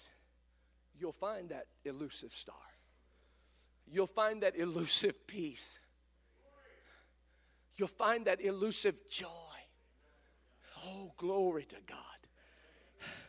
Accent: Kokomo, Indiana, United States; at my hometown in Kokomo, Indiana

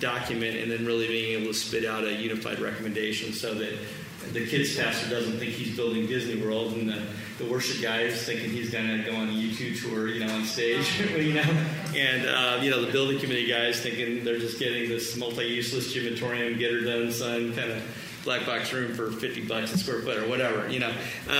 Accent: Germany; also born or lived in Vietnam; I was born in Vietnam. I remember bombs going off. Grew up in Germany, kind of military brat.

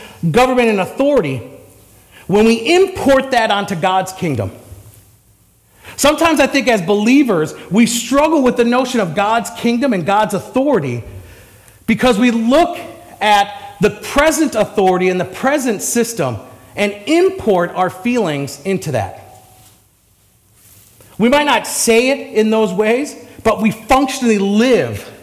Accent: United States; as an American

